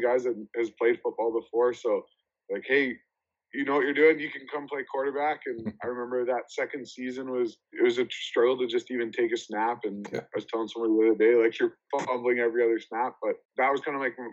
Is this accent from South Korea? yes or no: no; Sherwood Park, Alberta, Canada; I grew up in Sherwood Park, Alberta, so it's just outside Edmonton.